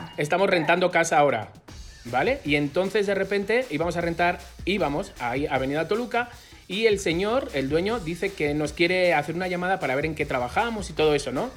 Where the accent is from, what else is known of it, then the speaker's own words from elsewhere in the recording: Madrid, Community of Madrid, Spain; moved away as an adult; now in Mexico; de Madrid, gay